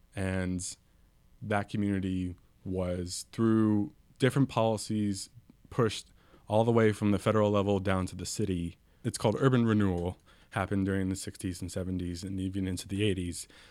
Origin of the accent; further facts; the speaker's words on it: San Mateo, California, United States; also born or lived in East Bay; San Mateo, where I'm from